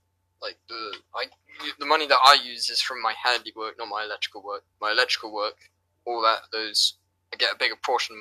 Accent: England, United Kingdom; I'm from England, yeah, United Kingdoms.

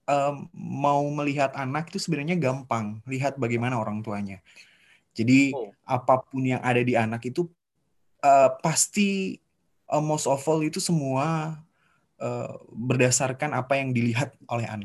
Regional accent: Bontang, East Kalimantan, Indonesia; Saya dan adik-adik semua kelahiran Bontang akhirnya.

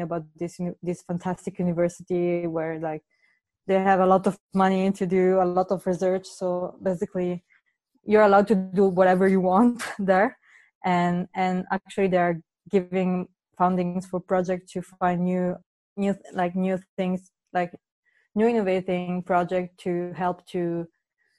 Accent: Padua, Veneto, Italy; also born or lived in Paris, France; I was born in Paris, in France, but I grew up in Italy, in Padova, that is near Venice

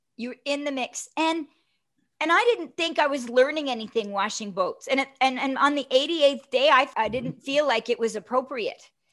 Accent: Toronto, Ontario, Canada; from Toronto

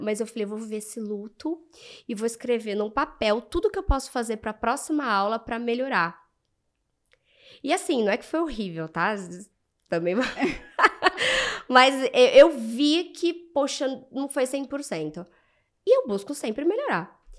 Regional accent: Brazil; somos brasileiras, somos latinos

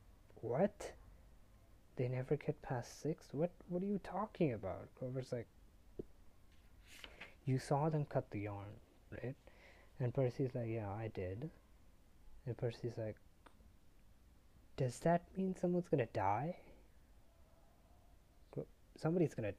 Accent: India; I'm from India.

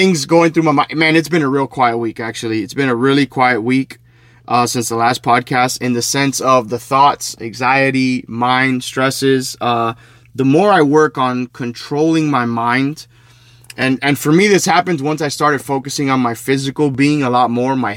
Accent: Hialeah, Florida, United States; in front of a park called Bright Park where I grew up in Hialeah.

